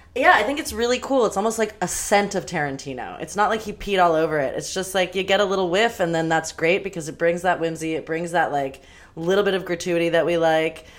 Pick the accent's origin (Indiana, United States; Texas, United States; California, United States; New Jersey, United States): California, United States; Los Angeles; all up in my neighborhood that I grew up